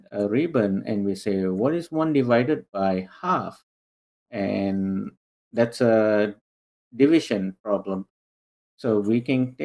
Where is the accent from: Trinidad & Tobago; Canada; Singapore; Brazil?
Singapore; moved away as an adult; now in North Carolina, United States; I grew up, I was born and raised in Singapore